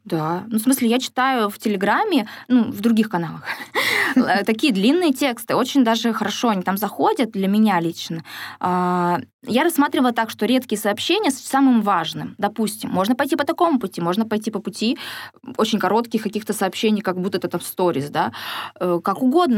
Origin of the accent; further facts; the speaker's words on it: Siberia, Russia; now in Surgut, Russia; Сибирячка, провинциалка